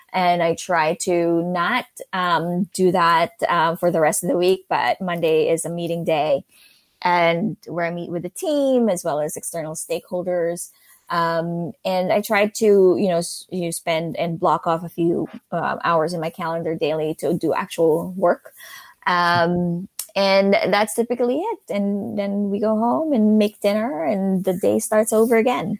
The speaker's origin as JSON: {"language": "English", "country": "Philippines", "tie": "born or raised there", "also_born_or_lived": "New York City", "moved": "as an adult", "lives_now": "Pittsburgh, United States", "said": "I grew up in the Philippines and, um, moved to New York City after college"}